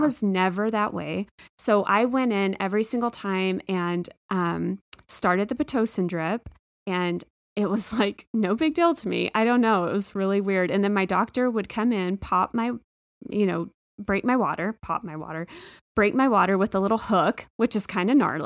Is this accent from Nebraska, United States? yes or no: no; Texas, United States; moved away; I'm from Texas